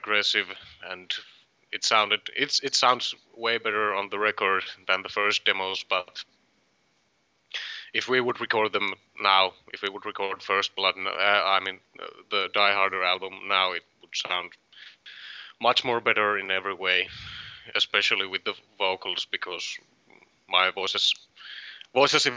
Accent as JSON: {"language": "English", "town": "Varkaus", "region": "North Savo", "country": "Finland", "tie": "born or raised there", "said": "In Varkaus, my hometown"}